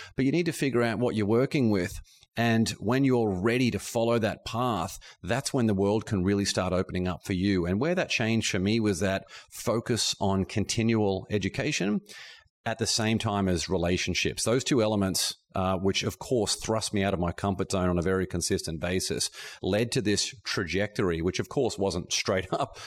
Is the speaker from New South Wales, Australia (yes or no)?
no; Brisbane, Queensland, Australia; moved away as an adult; also born or lived in Boston, United States / Shanghai, China; growing up in Australia.